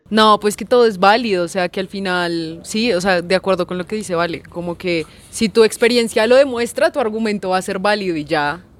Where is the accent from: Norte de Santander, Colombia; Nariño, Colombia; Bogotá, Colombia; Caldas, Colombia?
Bogotá, Colombia; yo crecí en Ciudad Bolívar